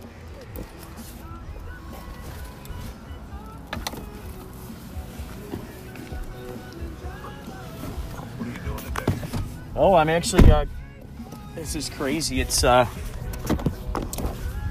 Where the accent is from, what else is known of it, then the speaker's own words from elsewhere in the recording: Chicago, Illinois, United States; moved away as an adult; now in Southern California, United States; I'm originally from Chicago.